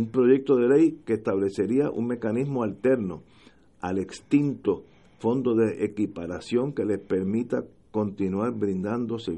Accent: Puerto Rico; Sobre todo estoy hablando como puertorriqueño, que nosotros somos los que necesita, necesitamos esa ayuda

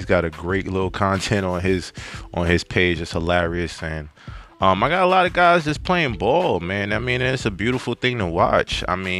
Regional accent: New York, United States; I am a big Knicks fan, being the fact that I'm from New York.

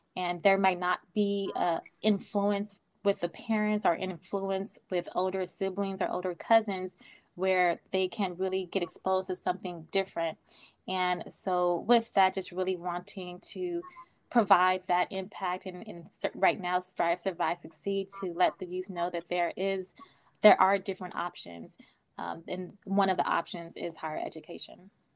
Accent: Oakland, California, United States; I grew up in Oakland.

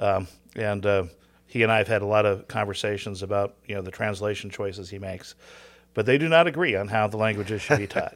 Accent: Southern California, United States; I grew up in Southern Cal

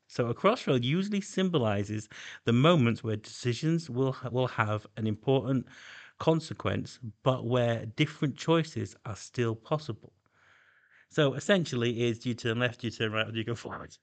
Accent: Doncaster, Yorkshire and the Humber, United Kingdom; I come from Doncaster in intake.

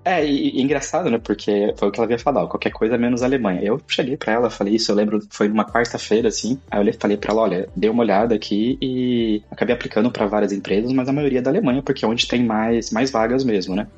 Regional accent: São José do Rio Preto, interior of São Paulo, Brazil; moved away as an adult; also born or lived in Caraguatatuba, Brazil / Germany; now in Málaga, Spain; Eu nasci no interior de São Paulo, São José do Rio Preto

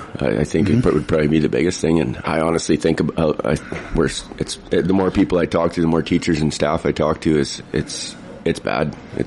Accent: Prince George, British Columbia, Canada; I'm from Prince George here. I've been here for 30 years. I grew up playing pool downtown at the Jockey's Billiards for a lot of my years

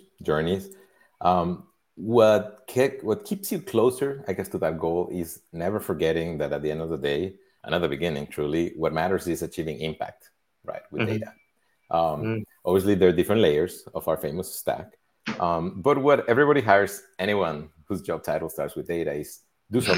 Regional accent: Mexico; I grew up in Mexico

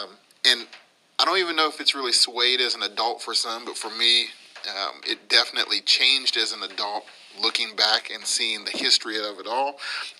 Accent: West Virginia, United States; You know, I come from West Virginia, where there's this little place called Huntington

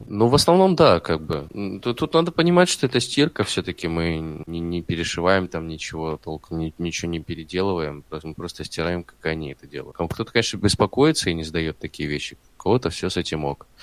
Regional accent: Stavropol, Stavropol Krai, Russia; moved away as an adult; also born or lived in Krasnodar; now in Saint Petersburg, Russia; я родился в Ставрополе, 21 год, наверное, мне что-то все очень сильно надоело, я решил поехать в Краснодар

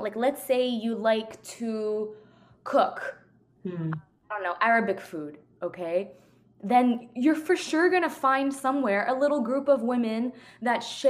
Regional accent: Montreal, Quebec, Canada; moved away as an adult; also born or lived in New York / Germany; I was born and raised in Montreal

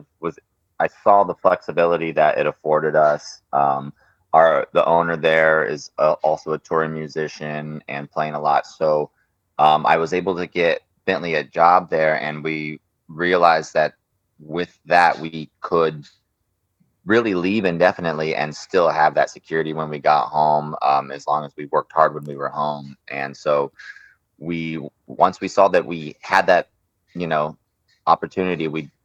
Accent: Phoenix, Arizona, United States; growing up in Phoenix and the scene there was very supportive for us

